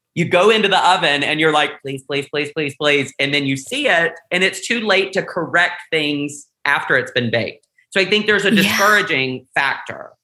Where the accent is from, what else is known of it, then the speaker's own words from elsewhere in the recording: the South, United States; growing up in the South